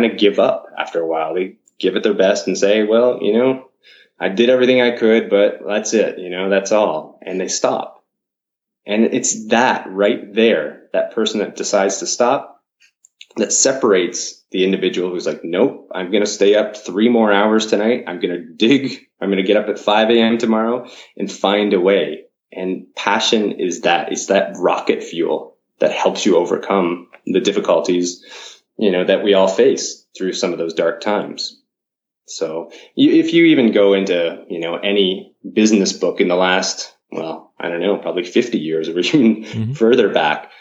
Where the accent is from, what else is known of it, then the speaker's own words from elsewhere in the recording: Canada; moved away as an adult; now in Japan; I've my heritage, I guess I'm Canadian, but I've been here within Japan mm-hmm. for about 15 years now